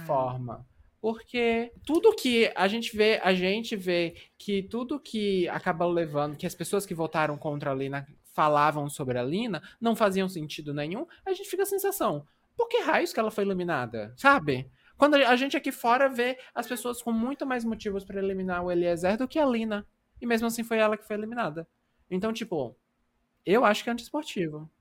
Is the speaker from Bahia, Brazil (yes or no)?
yes; Bahia, Brazil; Eu sou trans, eu sou baiana